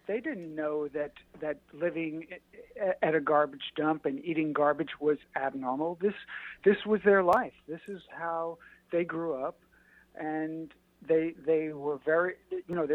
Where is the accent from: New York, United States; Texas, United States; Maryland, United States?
New York, United States; I'm a guy from New York